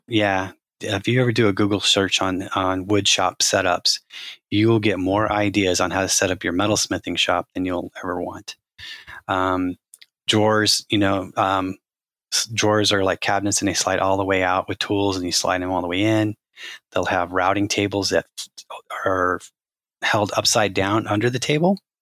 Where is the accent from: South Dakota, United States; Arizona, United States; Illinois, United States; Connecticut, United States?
Arizona, United States; I grew up in Arizona